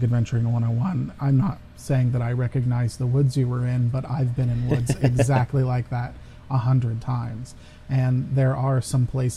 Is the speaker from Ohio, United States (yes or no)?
yes; Ohio, United States; I am an American, and I live in Ohio